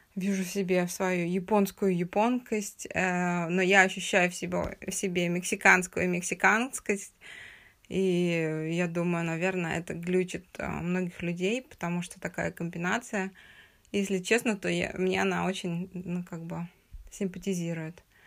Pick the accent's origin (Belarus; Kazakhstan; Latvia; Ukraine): Kazakhstan; Uralsk, West Kazakhstan Region; also born or lived in Russia; Я родилась в Уральске